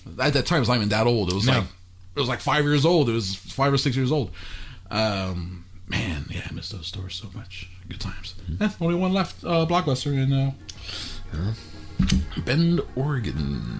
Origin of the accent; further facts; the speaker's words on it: New Zealand; You know, I'm a Kiwi.